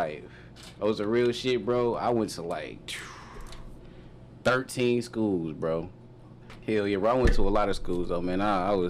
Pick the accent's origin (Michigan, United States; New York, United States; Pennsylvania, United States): Michigan, United States; Detroit; Man, I grew up on Minock and Joy Road.